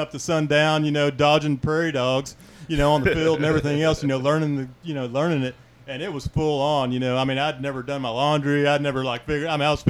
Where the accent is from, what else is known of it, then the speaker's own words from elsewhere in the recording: Dallas, Texas, United States; moved away as an adult; now in Kauai, United States; I grew up Southern Baptist. I grew up in Dallas.